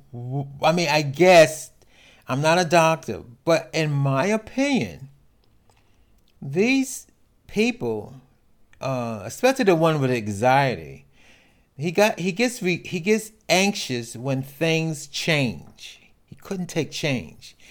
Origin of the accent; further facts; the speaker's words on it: New York City, New York, United States; I grew up in New York City